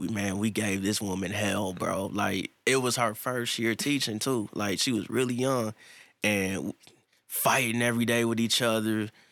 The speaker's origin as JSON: {"language": "English", "town": "Boston", "region": "Massachusetts", "country": "United States", "said": "You know I'm from Boston, right?"}